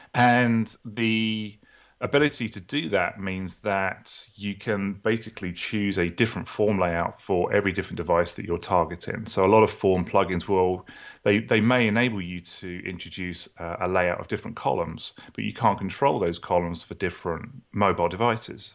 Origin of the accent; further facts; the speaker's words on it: United Kingdom; accent: British; moved away as an adult; also born or lived in New Orleans, Louisiana, United States; now in Atlanta, United States; originally from the U K, as you can tell from my accent, very similar to your accent. And I moved to the U S about sixteen years ago